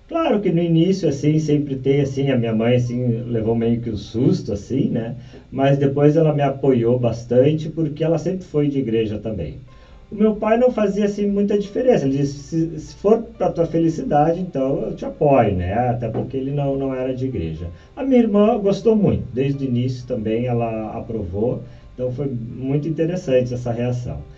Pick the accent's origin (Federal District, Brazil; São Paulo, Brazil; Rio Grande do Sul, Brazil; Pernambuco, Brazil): Rio Grande do Sul, Brazil; Porto Alegre; Bom, eu sou aqui de Porto Alegre, nascido aqui e sempre participei da igreja desde da primeira Eucaristia.